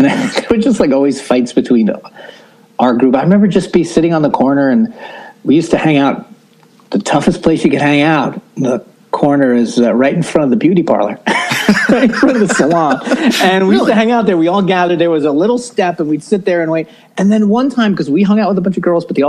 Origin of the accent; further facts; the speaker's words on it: New York City, New York, United States; I grew up in Brooklyn, New York, in the good old US